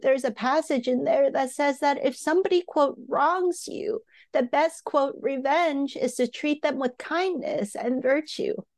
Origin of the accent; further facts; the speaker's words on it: Hong Kong; I grew up in Hong Kong